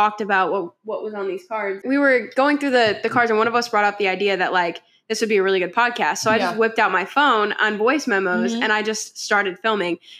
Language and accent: English; Charlotte, North Carolina, United States; we're from Charlotte, North Carolina